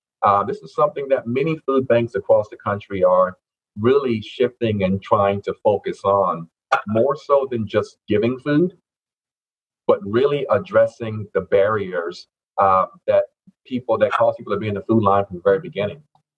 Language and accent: English; Lowcountry, outside Charleston, South Carolina, United States; moved away as an adult; also born or lived in Fayetteville, North Carolina / Elizabeth City, North Carolina; now in North Carolina, United States; Yes, I am originally from the Low Country. Okay. South Carolina, outside of Charleston there. That's my home.